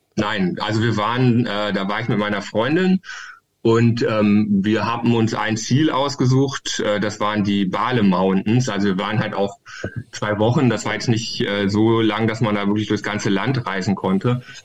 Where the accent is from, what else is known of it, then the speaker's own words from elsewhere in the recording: Hildesheim, Lower Saxony, Germany; ich bin ja aus Hildesheim